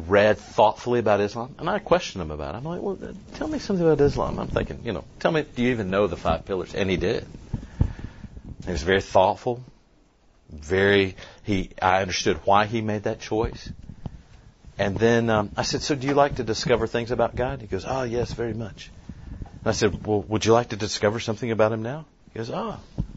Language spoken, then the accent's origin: English; Lebanon, United States; my hometown, Lebanon